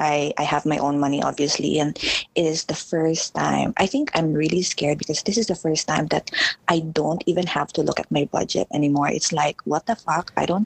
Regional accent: Singapore; I'm from Singapore.

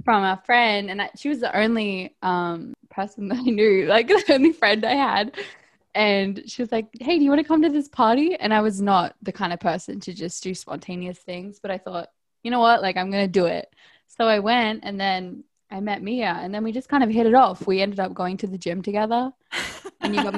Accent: Australia; moved away as an adult; also born or lived in England; now in United States; I'm from Australia. And when I was 18, I moved to England to be an au pair. And then after that, I moved to the US.

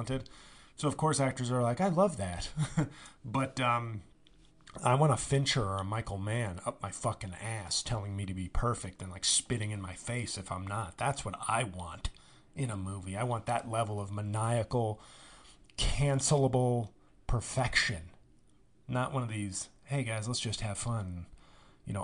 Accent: Australia; I'm Australian, but I'm doing a generic, you know, I'm hanging on a stoop in 1950s Brooklyn.

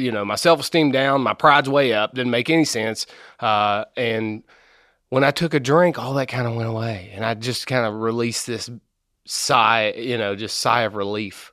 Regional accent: Maysville, Kentucky, United States; I'm from Maysville, Kentucky.

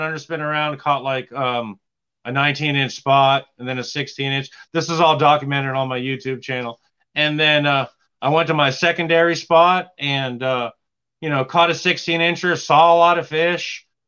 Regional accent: Franklin, North Carolina, United States; I'm from Franklin, North Carolina.

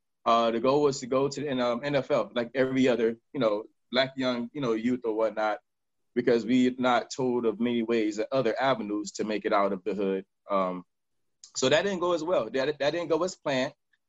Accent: Kansas City, Missouri, United States; also born or lived in Miami; now in Los Angeles, United States; I'm from Kansas City. I'm from Miami Dade. And I stay in California, Los Angeles, California.

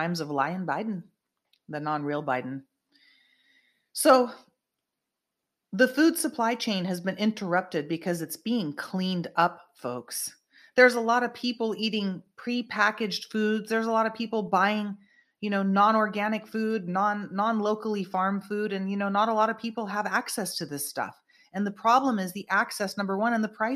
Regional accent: Northern California, United States; from my hometown up in NorCal, where I was born and raised

